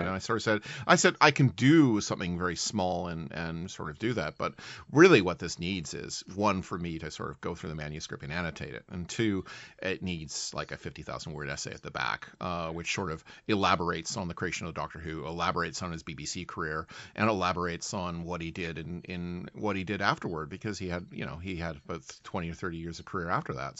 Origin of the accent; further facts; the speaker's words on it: Canada; also born or lived in United Kingdom; as a Canadian who has lived in Britain